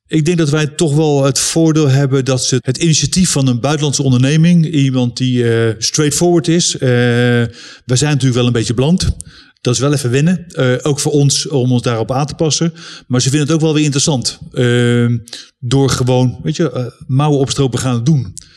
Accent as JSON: {"language": "Dutch", "country": "Netherlands", "moved": "yes", "lives_now": "United States", "said": "een Nederlander die dan ja, Engels spreekt. En natuurlijk uh, is niet mijn voertaal"}